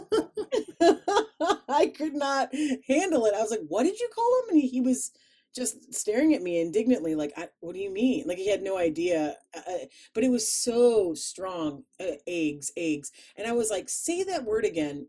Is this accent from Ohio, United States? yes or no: yes; Columbus, Ohio, United States; accent: flat Midwestern; also born or lived in Chicago; my Columbus, where we are now, my hometown